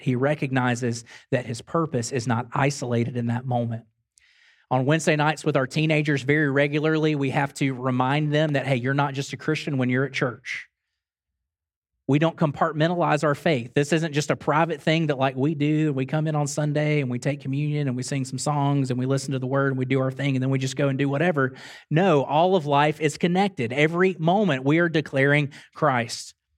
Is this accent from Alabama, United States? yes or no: yes; Grand Bay, Alabama, United States; I drove to my hometown, drove over to Grand Bay, Alabama, watermelon capital of the world.